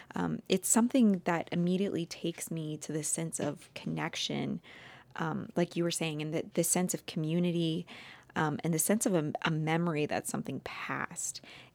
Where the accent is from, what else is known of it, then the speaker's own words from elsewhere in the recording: Midwest, United States; I grew up in the Midwest and this was like not a thing.